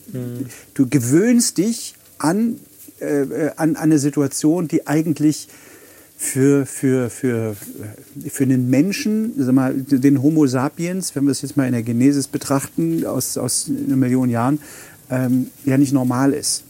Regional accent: Halle, Saxony-Anhalt, Germany; also born or lived in Hamburg; now in Plau am See, Germany; ich in Halle geboren bin

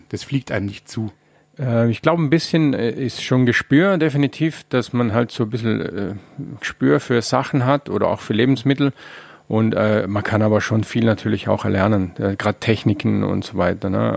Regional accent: Vorarlberg, Austria; Ne, speziell in Vorarlberg, wo ich herkomme, war es ja auch relativ arm, sehr lange auch.

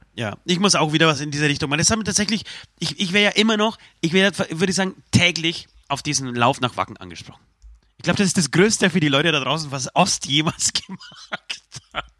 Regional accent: Poland; moved away; Ich bin richtig stolz auf mein, auf mein Heimatland

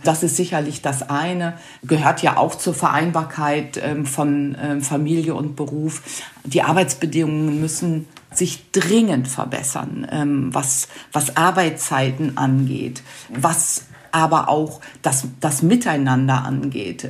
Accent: North Rhine-Westphalia, Germany; Ich komme ja aus Nordrhein-Westfalen

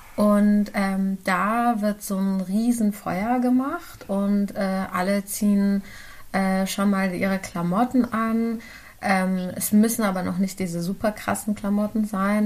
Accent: Germany; ich bin in Deutschland geboren, aber meine Eltern sind äh, Kurden aus dem ähm, irakisch besetzten Teil von Kurdistan

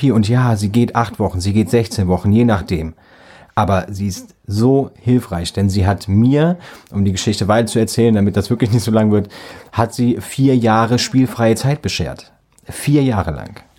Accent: Büchel, Rhineland-Palatinate, Germany; Gut, wer jetzt Büchel kennt, weiß auch, wo ich herkomme.

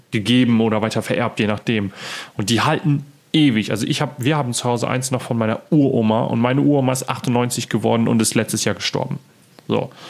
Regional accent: Friesland, Lower Saxony, Germany; bei uns, da wo ich herkomme, aus Friesland

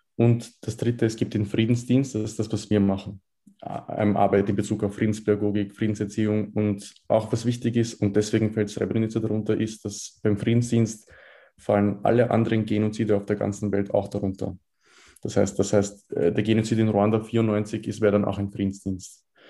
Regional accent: Vienna, Austria; in Wien geboren. Ich habe mein ganzes Leben in Wien verbracht, 19 Jahre alt.

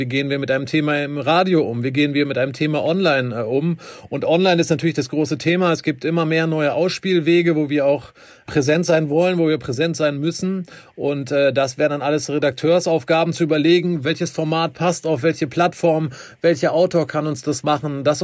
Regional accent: Wermelskirchen, North Rhine-Westphalia, Germany; moved away as an adult; also born or lived in Bielefeld; now in Bonn, Germany; Ich komme ursprünglich aus dem Bergischen Land, ist nicht, äh, ist nicht allzu weit auch. weg aus Wermelskirchen und äh, bin zum Studium hier hingekommen und habe mich äh, tatsächlich direkt in äh, Bonn und die Region verliebt.

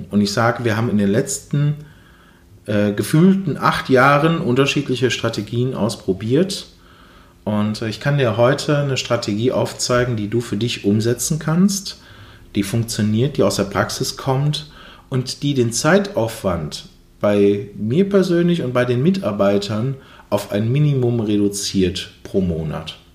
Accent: Duisburg, North Rhine-Westphalia, Germany; ich komme hier aus dem Umkreis Duisburg

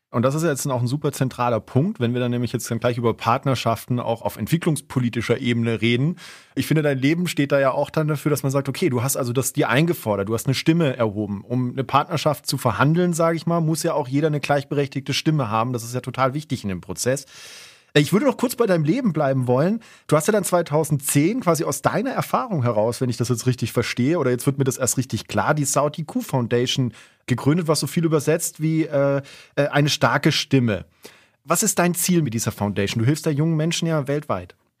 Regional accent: Southern Germany, Germany; now in Salzburg, Austria; ich komm ursprünglich aus Süddeutschland.

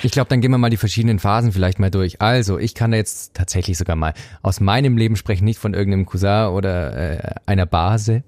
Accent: Swabia, Baden-Württemberg, Germany; now in Zurich, Switzerland; ich bin Schwabe und spare daher gern

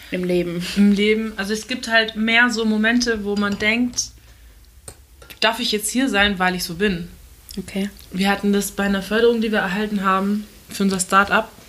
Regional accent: Turkey; ich bin halt Türkin

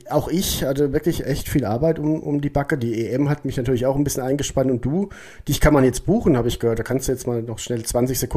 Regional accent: Odenwald, Germany; Ja, ich wohne im ne? also Odenwald. Also so die hier so. Ich komme ja aus

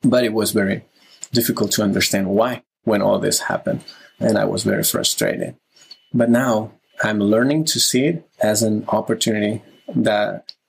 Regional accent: Barcelona, Catalonia, Spain; moved away as an adult; now in New York City, United States; I'm … from Barcelona, currently living in New York City right now

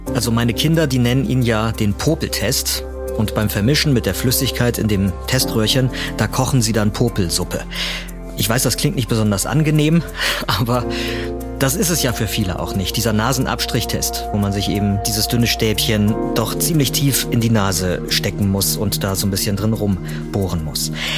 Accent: Germany; Bei uns in Deutschland

